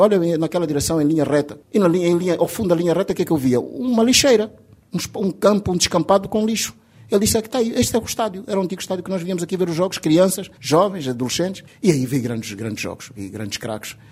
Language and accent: Portuguese; Benguela, Angola; also born or lived in Huambo; Eu sou de Bengala